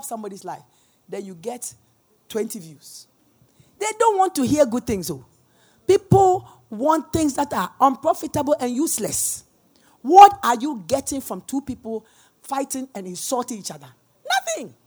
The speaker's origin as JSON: {"language": "English", "country": "Ghana", "said": "We are Ghanaian"}